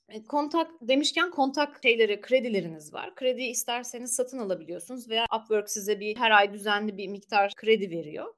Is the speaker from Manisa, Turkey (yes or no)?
no; Marmaris, Muğla, Turkey; moved away as an adult; also born or lived in Istanbul; now in Ankara, Turkey; Marmaris'te büyüdüm ben.